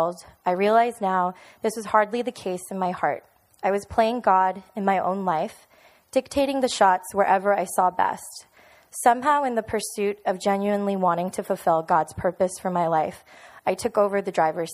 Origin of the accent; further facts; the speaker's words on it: Miami, Florida, United States; moved away as an adult; also born or lived in New York City; now in Orlando, United States; I was born and raised in Miami.